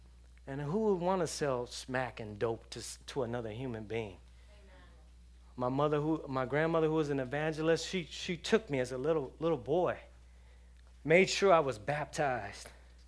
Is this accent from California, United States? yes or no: yes; Los Angeles, California, United States; I grew up around drug dealers. I grew up around gangbangers in Los Angeles.